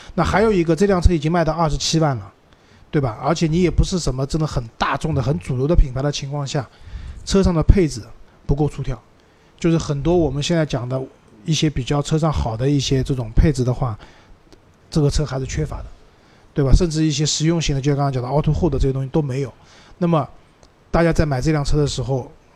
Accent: Shanghai, China; 用我们上海话念是一句骂人的话嘛

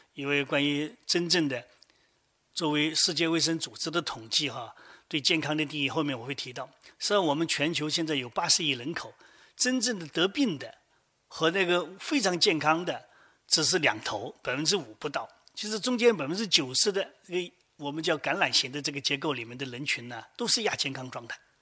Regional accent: China

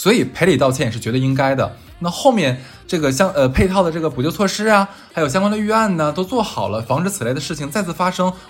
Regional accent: Harbin, Heilongjiang, China; moved away; 因为我是哈尔滨人，虽然我在外地，但是我是哈尔滨人，

